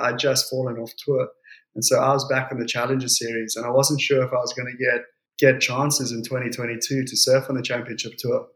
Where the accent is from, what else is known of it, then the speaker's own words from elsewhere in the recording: Port Elizabeth, Eastern Cape, South Africa; also born or lived in Jeffreys Bay; we grew up in Port Elizabeth